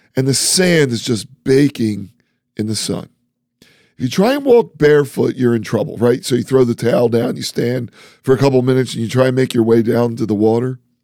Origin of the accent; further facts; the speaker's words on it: East Coast, United States; accent: East Coast; I'm from the East Coast, so we say water funny.